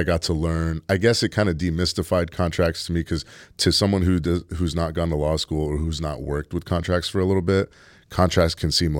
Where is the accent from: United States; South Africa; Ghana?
United States; San Francisco, California; No, I'm from San Francisco.